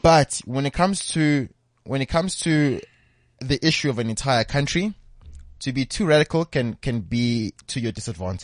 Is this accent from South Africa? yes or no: yes; South Africa; as a South African